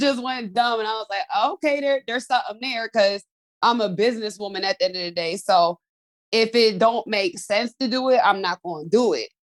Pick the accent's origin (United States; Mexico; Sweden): United States; Pennsylvania; I'm from Pennsylvania.